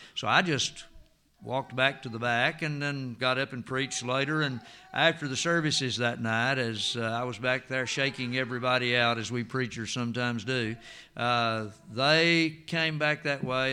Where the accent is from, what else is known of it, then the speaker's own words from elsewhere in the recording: United States; I am from Jackson County